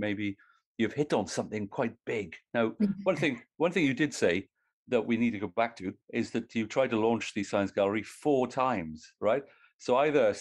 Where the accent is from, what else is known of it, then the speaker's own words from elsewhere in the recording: Welsh, Wales, United Kingdom; I'm Welsh